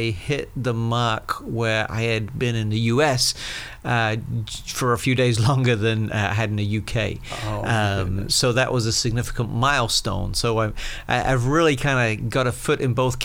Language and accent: English; Colchester, East of England, United Kingdom; moved away as an adult; now in Florida, United States; I was born and raised in England, and most of my family still lives there. I consider home a town called Colchester, which is about an hour northeast of London